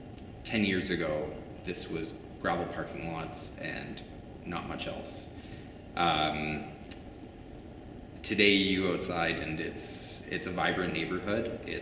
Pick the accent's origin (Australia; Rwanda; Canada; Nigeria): Canada; Calgary, Alberta; as a kid growing up in Calgary